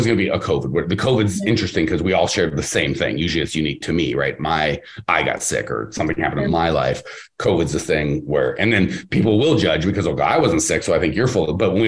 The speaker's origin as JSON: {"language": "English", "country": "Canada", "said": "but I'm Canadian, so I have to be nice."}